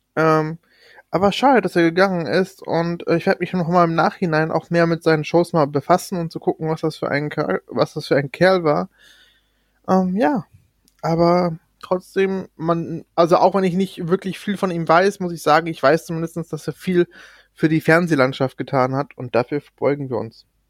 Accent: Germany; Bei uns in Deutschland

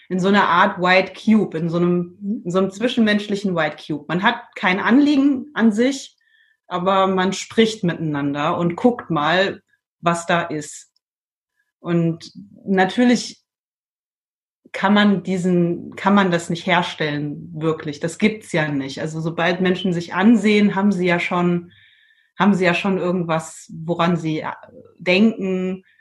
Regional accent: Trier, Rhineland-Palatinate, Germany; now in Iceland; Und zwar habe ich von meiner Heimat, ich komme aus dem Raum Trier und da ist ja viel Wein. Mhm. Bin auch als Kind in der Weinlese mitgegangen.

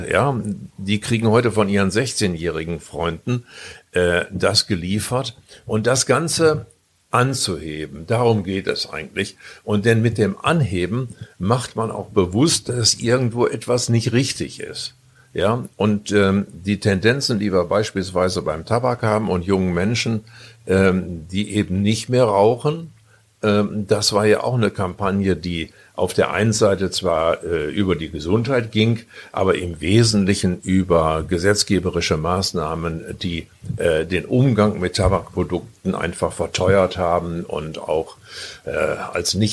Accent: Northern Germany, Germany; Ja, und ich habe immer gedacht, als Norddeutscher, äh, man trifft dann nur Jugendliche mit einer Bierflasche in der Hand

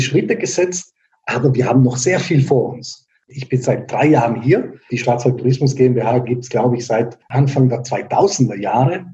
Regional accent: Bolzano, Trentino-Alto Adige, Italy; moved away as an adult; now in Freiburg, Germany; aus der Stadt, aus der ich komme, aus Bozen

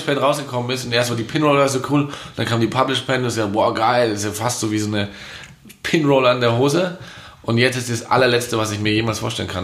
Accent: Munich, Bavaria, Germany; bei uns in München

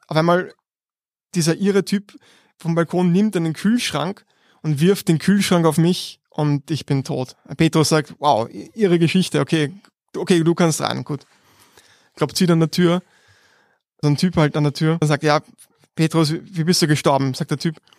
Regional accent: Vienna, Austria; wir sind beide aus Meidling und wir sind um die Ecke sogar voneinander aufgewachsen

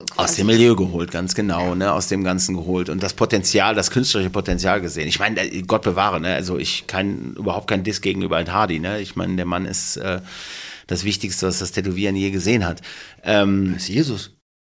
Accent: Duisburg, North Rhine-Westphalia, Germany; ich komme aus Duisburg

